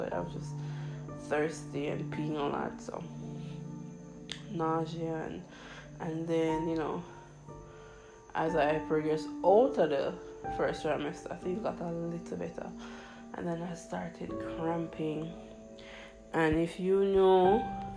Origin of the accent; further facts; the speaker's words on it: Jamaica; I'm Jamaican, we have potholes in our road